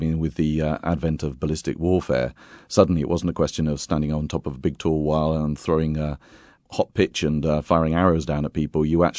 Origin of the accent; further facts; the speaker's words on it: Bath, South West England, United Kingdom; moved away as an adult; now in Lucca, Italy; I'm from Britain originally, from England, from Bath, in fact.